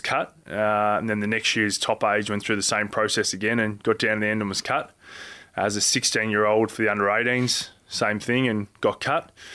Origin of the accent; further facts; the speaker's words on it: Geelong, Victoria, Australia; growing up in Geelong